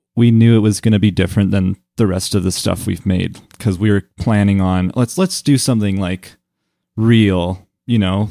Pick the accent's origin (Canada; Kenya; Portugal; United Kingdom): Canada; Calgary, Alberta; the music that I grew up with here in Calgary